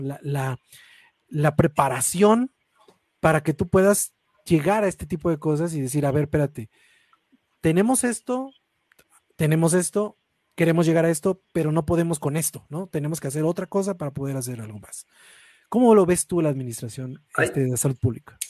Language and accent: Spanish; Mexico; uno como mexicano